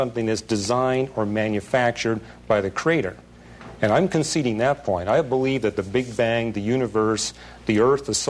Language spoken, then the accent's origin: English; British Columbia, Canada; where I was raised in British Columbia